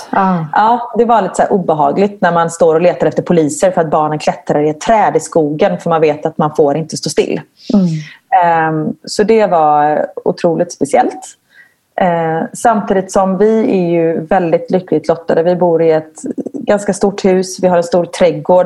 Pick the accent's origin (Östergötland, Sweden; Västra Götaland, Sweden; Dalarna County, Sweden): Västra Götaland, Sweden; Gothenburg; moved away as an adult; now in Belgium; jag kommer från Göteborg så jag är van vid regn